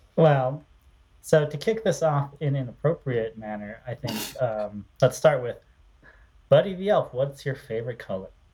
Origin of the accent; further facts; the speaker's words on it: Minnesota, United States; I grew up in Minnesota, so lots of trees